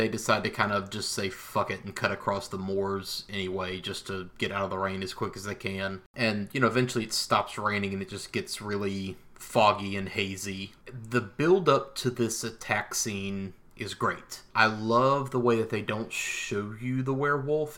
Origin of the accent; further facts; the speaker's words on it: the South, United States; growing up in the South